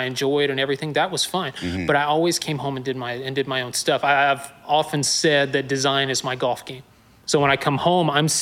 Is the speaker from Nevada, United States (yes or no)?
no; Newnan, Georgia, United States; also born or lived in Acworth, Georgia / Woodstock, Georgia; I'm originally from Noonan. I'm a Georgia boy